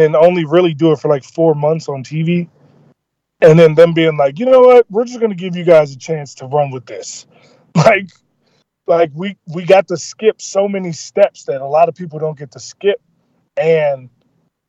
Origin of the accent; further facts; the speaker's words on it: Baltimore, Maryland, United States; Love my hometown, okay? I love Baltimore, and I love the fact that I'm from there